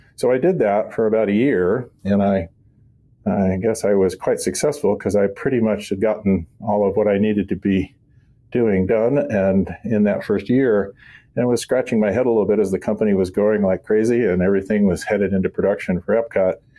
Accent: Southern California, United States; I'm a Californian, native Californian. Um, grew up in Southern California

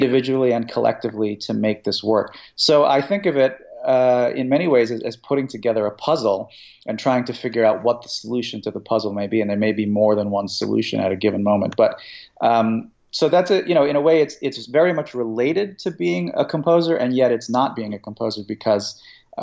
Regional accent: United States; growing up in America at some point as a child

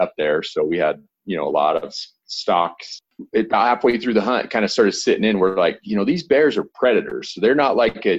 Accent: northern Utah, United States; Grew up in northern Utah

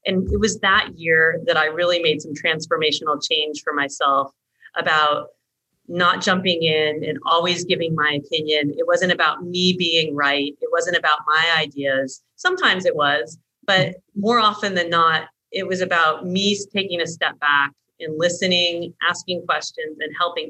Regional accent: United States; moved away as an adult; also born or lived in Australia; as an American woman in Australian culture and cultural environment at that time

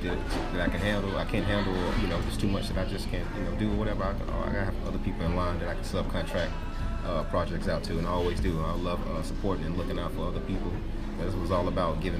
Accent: Durham, North Carolina, United States; I'm from Durham, North Carolina

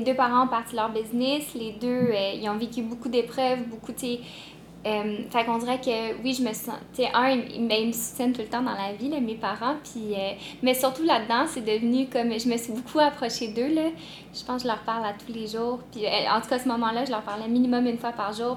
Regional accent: Montreal, Quebec, Canada; je viens de Montréal

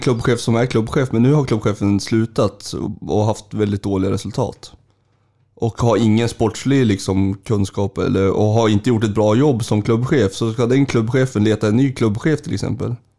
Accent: Sundsvall, Västernorrland County, Sweden; also born or lived in Gävle; jag, flyttade till Sundsvall, jag är född i Gävle. Eh, jag flyttade till Sundsvall när jag var eh, fem

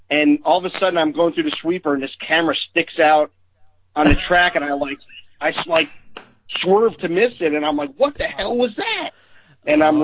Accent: New York, United States; now in Ohio, United States; I'm from New York originally and moving to Ohio

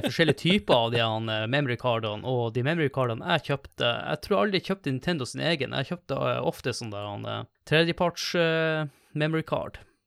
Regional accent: Tromsø, Troms, Norway; moved away as an adult; hjemme i Tromsø når jeg studerte

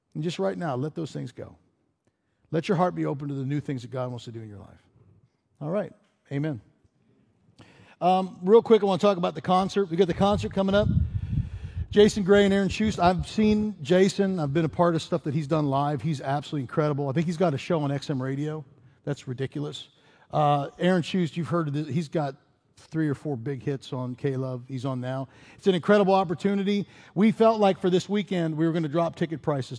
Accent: Pittsburgh, Pennsylvania, United States; moved away as an adult; also born or lived in Chicago / Colorado / Denver; Robin and I grew up in Pittsburgh

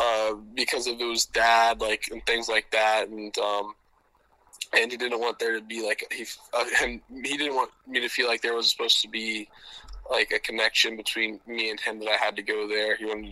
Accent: Tampa, Florida, United States; We ended up in Tampa because my dad played for the Bucks. That's how we kind of ended up here. I grew up going to Florida games.

